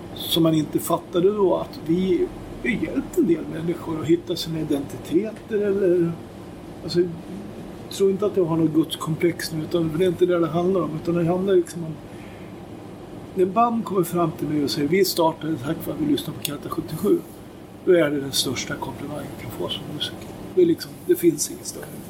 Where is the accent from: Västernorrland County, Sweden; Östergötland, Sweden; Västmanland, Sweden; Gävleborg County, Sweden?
Västmanland, Sweden; Köping; Vi kom ju från Köping också